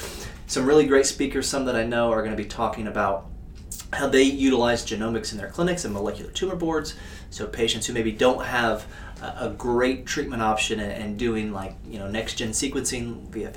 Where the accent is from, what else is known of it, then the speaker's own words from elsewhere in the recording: Indiana, United States; moved away; going to work in my home state of Indiana